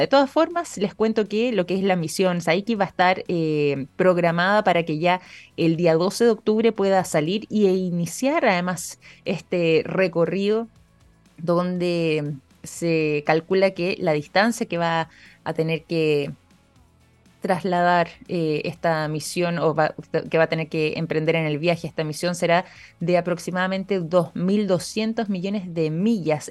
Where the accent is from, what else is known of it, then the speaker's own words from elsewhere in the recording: Chile; como chilenos